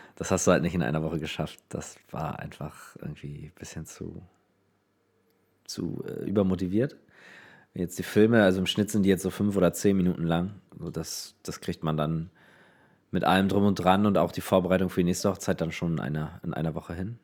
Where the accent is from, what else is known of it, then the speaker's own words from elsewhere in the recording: Neubrandenburg, Mecklenburg-Vorpommern, Germany; ich komme aus Neubrandenburg. Das liegt aber nicht in Brandenburg